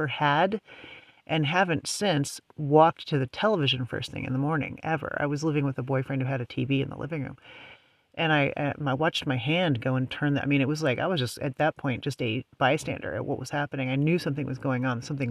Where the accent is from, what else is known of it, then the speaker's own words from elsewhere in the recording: United States; also born or lived in West Coast; being an American, that's kind of where I'm mainly, you know, I'm tuned into to what's going on here because, you know, I live here